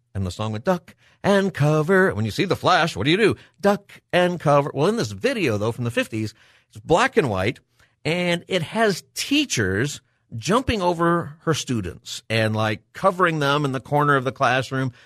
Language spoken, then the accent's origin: English; Palmdale, California, United States; I grew up in Palmdale, and Edwards Air Force Base, not too far away.